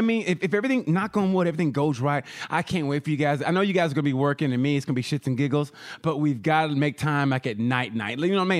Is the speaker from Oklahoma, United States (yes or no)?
yes; Oklahoma, United States; moved away; I grew up in Oklahoma originally. So when I went to school at the University of Oklahoma, sooner born, sooner bred, when I die, sooner dead.